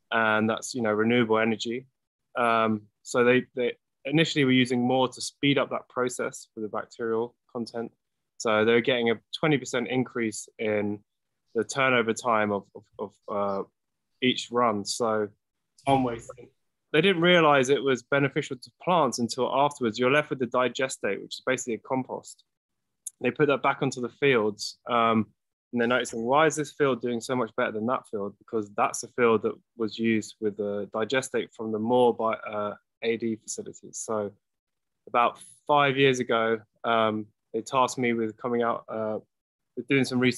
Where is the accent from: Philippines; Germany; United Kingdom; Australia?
United Kingdom; England; now in Los Angeles, United States; Uh, obviously, I'm English, but I live in California and in Los Angeles.